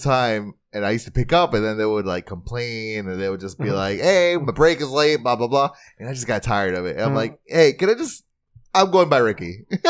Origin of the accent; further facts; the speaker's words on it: West Palm Beach, Florida, United States; I grew up down south. I grew up in West Palm Beach.